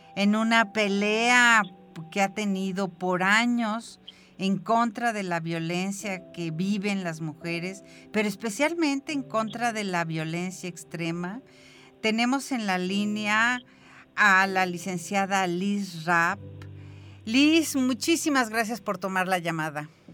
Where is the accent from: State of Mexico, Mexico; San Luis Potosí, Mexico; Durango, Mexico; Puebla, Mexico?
San Luis Potosí, Mexico; somos los potosinos y las potosinas